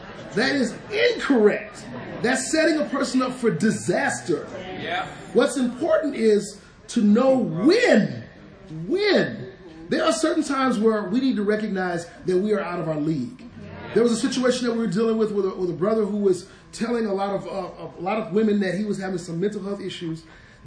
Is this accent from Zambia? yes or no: no; Detroit, Michigan, United States; moved away; I grew up in Detroit, a very rough place